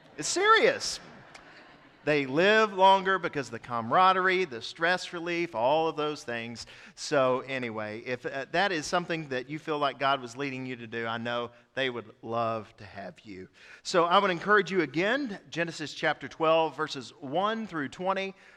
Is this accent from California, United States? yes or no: no; East Tennessee, United States; I'm from East Tennessee.